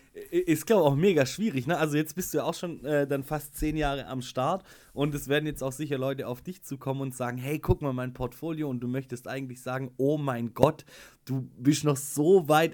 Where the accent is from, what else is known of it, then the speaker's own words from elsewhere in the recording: Schwäbisch Hall, Baden-Württemberg, Germany; ich komme aus Schwäbisch Hall